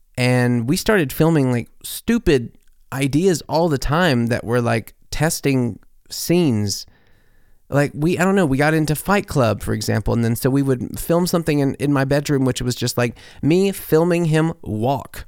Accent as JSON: {"language": "English", "town": "Corinth", "region": "Mississippi", "country": "United States", "tie": "born or raised there", "said": "my hometown, Corinth, Mississippi."}